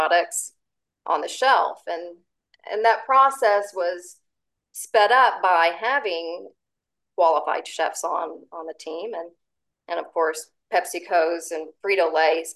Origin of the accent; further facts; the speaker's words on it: Zephyr, Texas, United States; I grew up in Central Texas, and my childhood years were spent in Zephyr, Texas, which is right in the center of Texas.